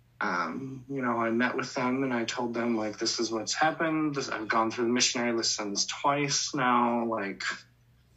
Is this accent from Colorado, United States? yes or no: yes; Colorado, United States; I'm from Colorado, that's where I grew up